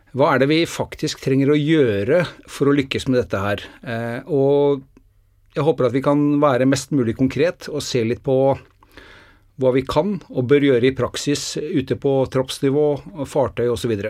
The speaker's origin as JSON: {"language": "Norwegian", "country": "Norway", "said": "Det er jo ikke det at vi er født i Norge"}